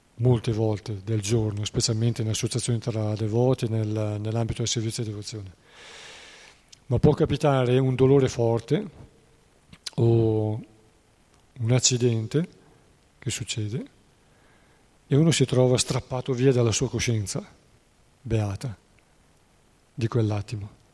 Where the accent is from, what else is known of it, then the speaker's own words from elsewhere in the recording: Treviglio, Lombardy, Italy; a Treviglio, provincia di Bergamo, due delle mie parti